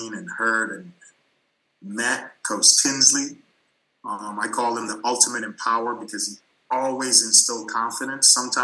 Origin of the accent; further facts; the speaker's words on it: U.S. Virgin Islands; moved away; I'm from St. Thomas, United States Virgin Islands